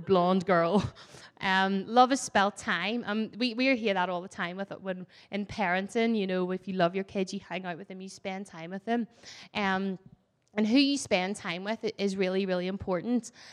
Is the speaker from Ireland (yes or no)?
yes; Ireland; I'm Irish and Irish love to tell stories and talk